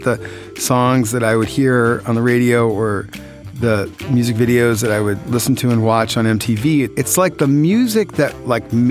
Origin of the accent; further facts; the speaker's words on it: New Jersey, United States; growing up in New Jersey in the 70s and 80s, you know, I would walk home from school